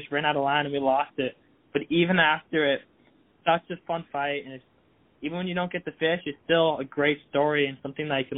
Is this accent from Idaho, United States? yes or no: no; Massachusetts, United States; I lived there for nine years. I moved around Massachusetts three different times.